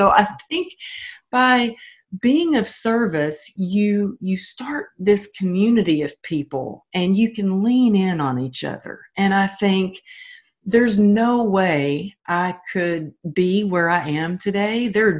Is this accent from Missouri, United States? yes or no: no; Texas, United States; I'm from Texas and I was taught, you know, you got to be a cowgirl.